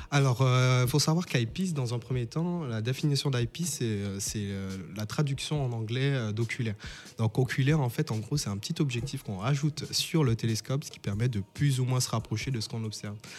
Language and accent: French; St. Martin; moved away; je viens de Saint-Martin. Donc Saint-Martin, en fait, c'est une petite île euh, qui se trouve au nord de l'arc euh, qui a une partie française et une partie hollandaise. Et en fait, j'ai toujours, moi et mes amis, enfin, j'habitais à Cul-de-Sac